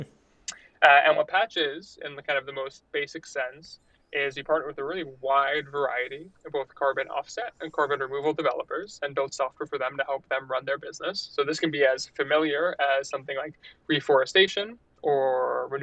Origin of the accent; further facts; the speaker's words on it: New York, United States; moved away as an adult; also born or lived in Montreal, Canada; from New York originally, studied chemical engineering at McGill.